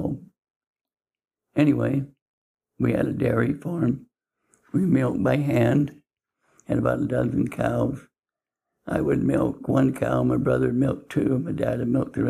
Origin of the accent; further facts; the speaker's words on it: Salem, Utah, United States; I was raised in Salem. And I was born in a home in Salem